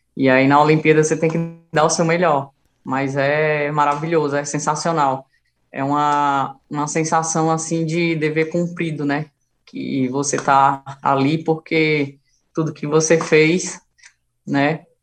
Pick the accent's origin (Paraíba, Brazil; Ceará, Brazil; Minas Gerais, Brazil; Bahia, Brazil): Ceará, Brazil; moved away as an adult; now in São Paulo, Brazil; quando eu saí do Ceará